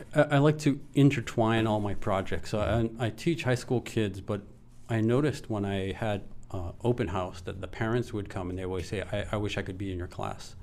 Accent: Hawaii, United States; I'm from Maui

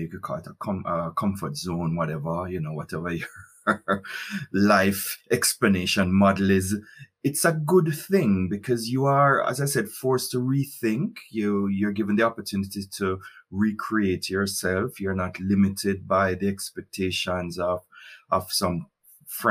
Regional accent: Highgate, Saint Mary, Jamaica; moved away as an adult; also born or lived in Spaldings, Jamaica; now in Germany; I grew up in St. Mary, you know, my first, that's real first formative years were in Highgate, St. Mary

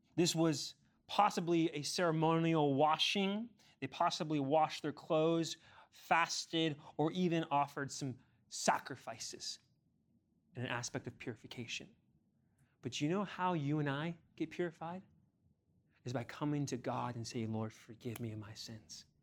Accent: Ontario, California, United States; moved away; also born or lived in Chino, California; I grew up in Ontario before we moved to Chino

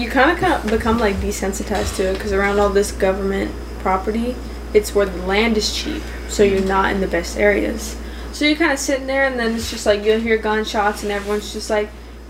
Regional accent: Idaho, United States; moved away; I'm from Idaho

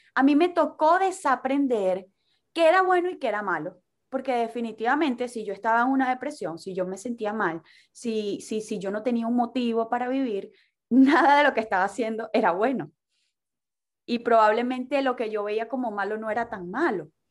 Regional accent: Maracaibo, Zulia, Venezuela; now in Miami, United States; de Maracaibo, Venezuela. Vivo en Miami

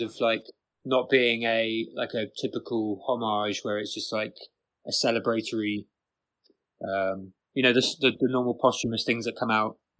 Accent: Bristol, South West England, United Kingdom; moved away as an adult; also born or lived in rural Ireland; now in Ireland; I'm from Bristol, but at the moment I'm living in fucking rural Ireland.

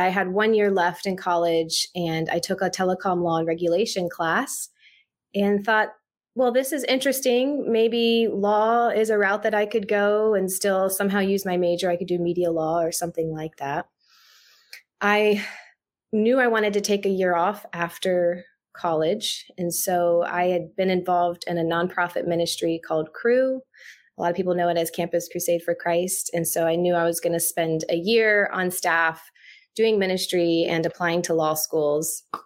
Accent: Jacksonville, Florida, United States; I'm a native Floridian. I grew up in Jacksonville, Florida

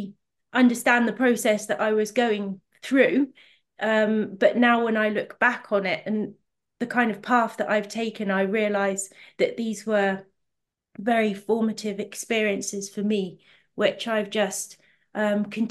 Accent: Ventnor, South East England, United Kingdom; I was quite fortunate to have grown up in two quite remote but beautiful parts of the country. So I'm from the Isle of Wight, from a town called Ventnor

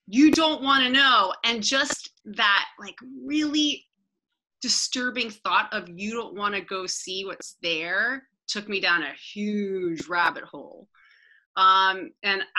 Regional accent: Washington, District of Columbia, United States; I'm from Washington, DC

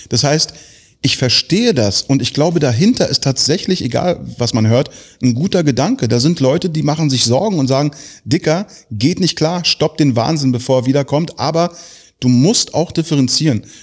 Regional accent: Tel Aviv, Tel Aviv District, Israel; born there; ich bin in Tel Aviv geboren, ich darf das.

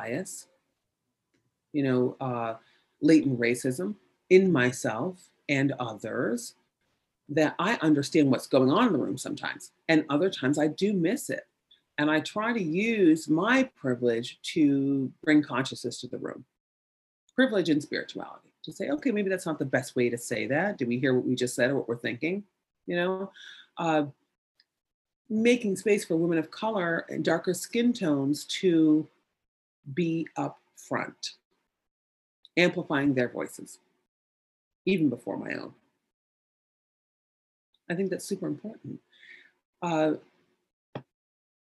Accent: United States; we're American

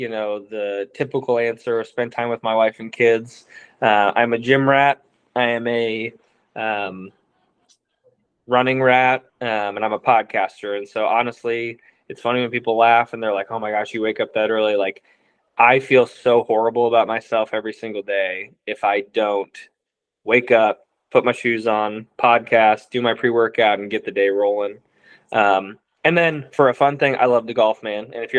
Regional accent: Missouri, United States; even growing up in Mizzou and an LSU fan, I used to hate Nick Saban

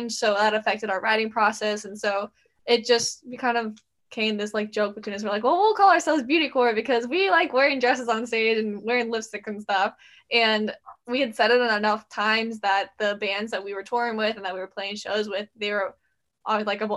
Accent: Jacksonville, Florida, United States; we're all sisters. We're from Jacksonville, Florida, so it's very nice and warm here

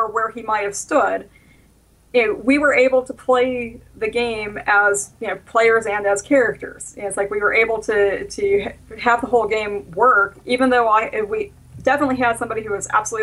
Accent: the South, United States; I grew up in the South

